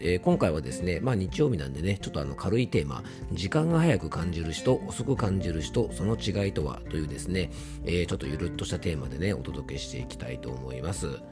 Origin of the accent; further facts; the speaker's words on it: Fuefuki, Yamanashi, Japan; 地元の伊佐和温泉駅に来ておりまして